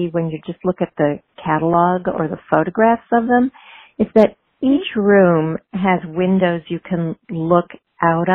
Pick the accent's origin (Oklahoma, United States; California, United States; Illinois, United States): Illinois, United States; Chicago; now in Philadelphia, United States; I grew up in Chicago